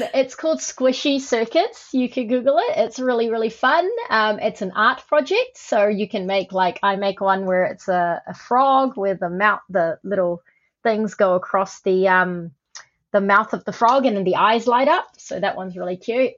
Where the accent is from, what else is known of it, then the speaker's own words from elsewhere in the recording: Auckland, New Zealand; also born or lived in Malaysia; I was born in Malaysia um, and I came to New Zealand, Aotearoa, when I was eight.